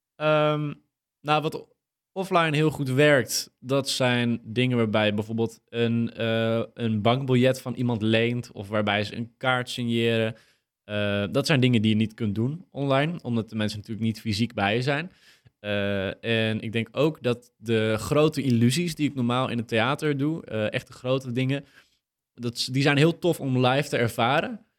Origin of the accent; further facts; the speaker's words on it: Purmerend, North Holland, Netherlands; wij, wij komen ook uit Purmerend